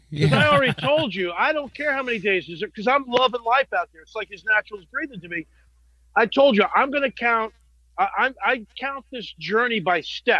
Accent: New Jersey, United States; North Jersey, Italian, pretty crazy Italian neighborhoods.

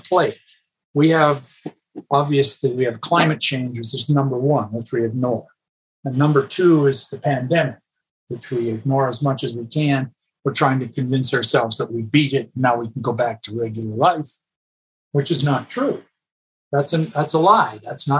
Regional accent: Canada; moved away as an adult; also born or lived in Los Angeles, United States; now in United States; I was a Canadian

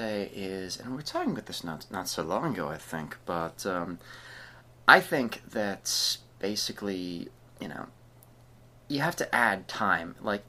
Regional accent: New England, United States; I'm from New England, most stuff is within 4 hours drive.

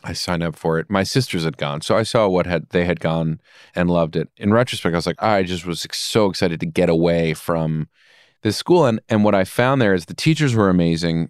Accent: Rye, New York, United States; Rye is a very beautiful place to grow up and very privileged.

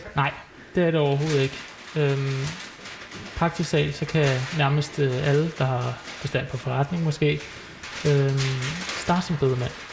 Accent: Solrød, Zealand, Denmark; now in Valby, Denmark; jeg er jo så født og opvokset i Solrød, men jeg er jo så flyttet til Valby

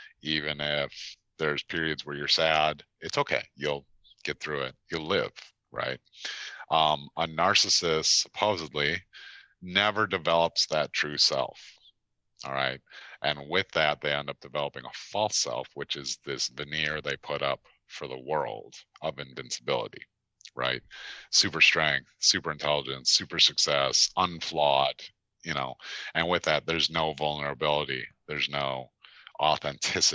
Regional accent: Chicago, Illinois, United States; moved away as an adult; also born or lived in Baltimore area; I relocated from Chicago, which is where I'm originally from and grew up, from Chicago out to the Baltimore area in 2008

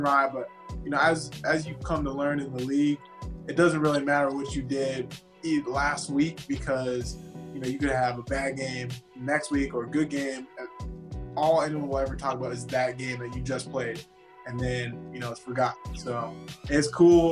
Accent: Abbotsford, British Columbia, Canada; moved away as an adult; also born or lived in Surrey, British Columbia; now in United States; my hometown, I was born in a city called Surrey, grew up in a city called Abbotsford, which is all right outside of Vancouver, British Columbia, and I only came to the States for school.

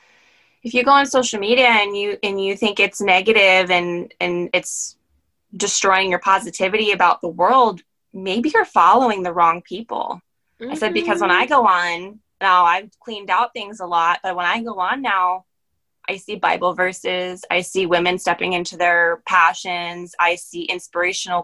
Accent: Maryland, United States; moved away as an adult; also born or lived in Pennsylvania; I'm actually from Maryland. So I was back home for me

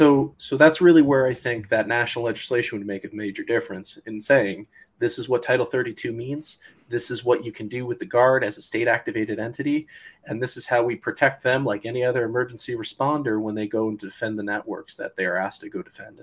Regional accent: Florida, United States; You know, I grew up in Florida. Everybody could tell you hurricanes were a natural part of life. It was embedded in our psychology.

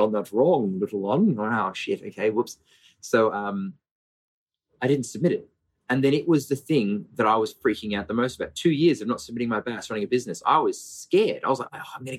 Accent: Brisbane, Queensland, Australia; born or raised there; also born or lived in Melbourne

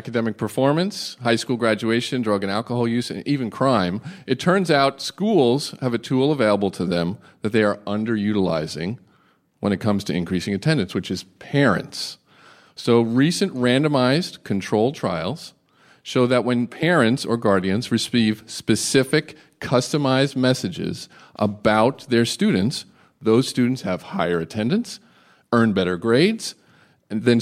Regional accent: United States; I'm from just outside the D.C. area

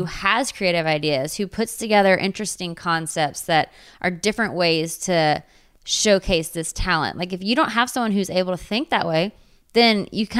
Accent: Waco, Texas, United States; I grew up in Waco.

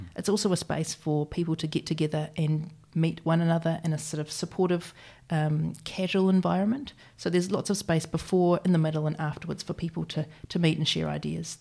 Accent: Christchurch, Canterbury, New Zealand; moved away as an adult; also born or lived in London; I was born here in Christchurch.

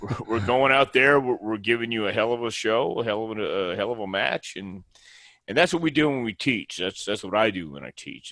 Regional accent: Houston, Texas, United States; also born or lived in El Paso / Tampa; now in Knoxville, United States; I was born in El Paso and then we moved to Houston.

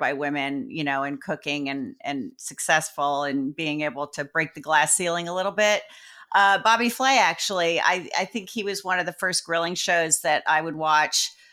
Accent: Sparta, New Jersey, United States; I was raised in Jersey

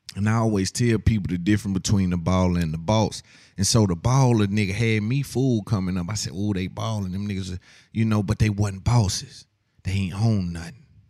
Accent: the South, United States; I'm from the South

